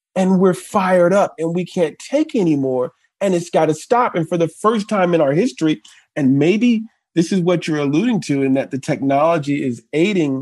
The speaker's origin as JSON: {"language": "English", "town": "New York City", "region": "New York", "country": "United States", "tie": "born or raised there", "said": "I think we both grew up in Brooklyn. Mm-hmm. I grew up in Crown Heights"}